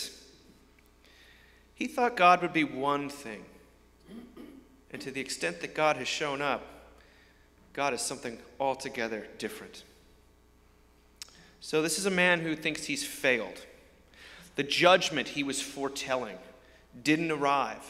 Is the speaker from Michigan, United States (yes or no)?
no; outside New York, United States; I grew up outside New York amongst a group of people that were rooting for the winners